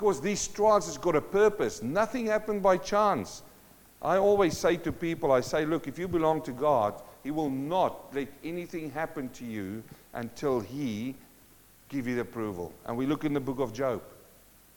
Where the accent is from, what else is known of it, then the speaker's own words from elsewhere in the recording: South Africa; moved away; I come from South Africa in a mining town